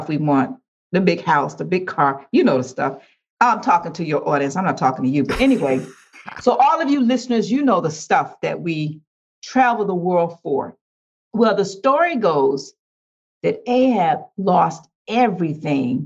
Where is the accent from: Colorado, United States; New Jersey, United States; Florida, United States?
Florida, United States; Riviera Beach; moved away as an adult; now in Riviera Beach, United States; I'm from Riviera Beach, a city that's a beautiful city